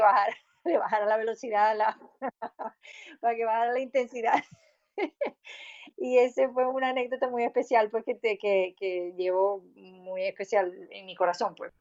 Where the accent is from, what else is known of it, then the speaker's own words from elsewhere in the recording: Maracaibo, Zulia, Venezuela; accent: maracucho; moved away; yo soy maracucha